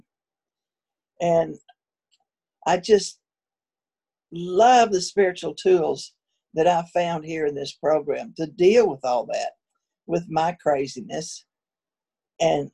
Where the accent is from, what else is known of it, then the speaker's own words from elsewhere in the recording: West Texas, United States; I was born out in West Texas